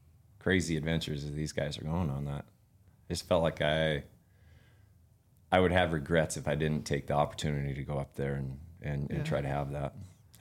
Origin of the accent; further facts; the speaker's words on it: Missoula, Montana, United States; moved away as an adult; also born or lived in Alaska; born and raised in Montana.